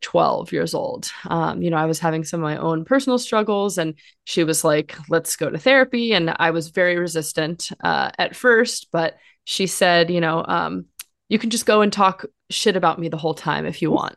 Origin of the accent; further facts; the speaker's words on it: Los Angeles, California, United States; I grew up in Los Angeles, um, one of the one of the rare ones who was from here and came back here